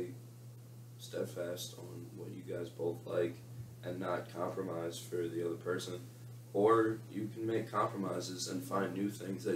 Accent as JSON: {"language": "English", "region": "New York", "country": "United States", "moved": "as an adult", "lives_now": "San Diego, United States", "said": "I'm from New York"}